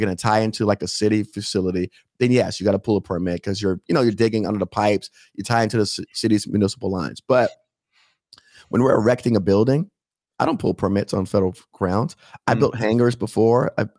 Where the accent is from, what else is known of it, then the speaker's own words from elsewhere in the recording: Miami, Florida, United States; I live in Palm Beach County. I'm from Miami.